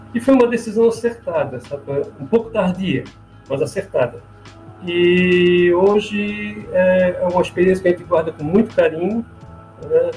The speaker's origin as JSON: {"language": "Portuguese", "town": "Florianópolis", "region": "Santa Catarina", "country": "Brazil", "also_born_or_lived": "Orlando, United States", "moved": "as an adult", "lives_now": "Italy", "said": "nós somos manézinho da ilha, Floripa, e viemos de Orlando"}